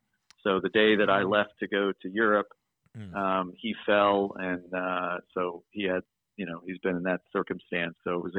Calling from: Pennsylvania, United States; Today, I'm actually in Pennsylvania.

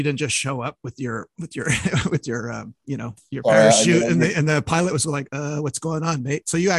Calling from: Montreal, Quebec, Canada; I'm calling from Montreal

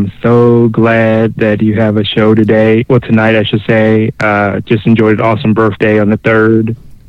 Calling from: Illinois, United States; Hey, how you doing? … from Illinois.

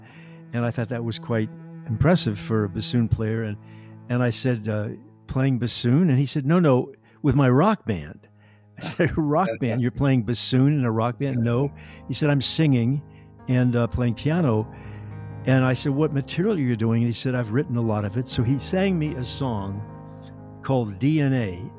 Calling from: Litchfield, Connecticut, United States; From my barn here in Litchfield, Connecticut.

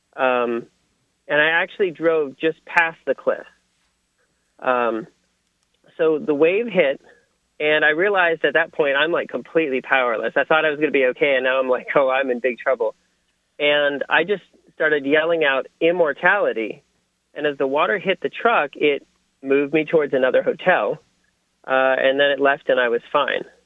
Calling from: Portland, Oregon, United States; I'm calling from Portland, Oregon

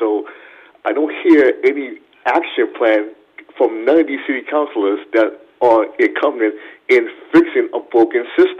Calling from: Boston, Massachusetts, United States

